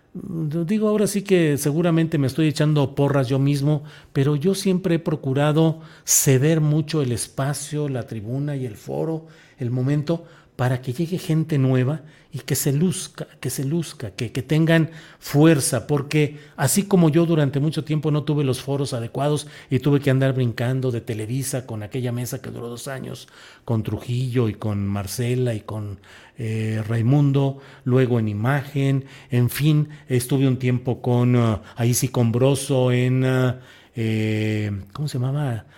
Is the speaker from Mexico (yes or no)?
yes; San Luis Potosí, Mexico; also born or lived in Torreón, Coahuila; Ustedes saben que yo nací en Torreón, Coahuila, pero em, pues crecí por razones familiares em, en San Luis Potosí